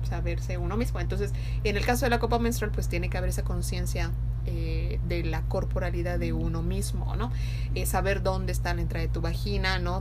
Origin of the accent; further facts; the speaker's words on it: Yucatán, Mexico; nosotros somos de México, del estado de Yucatán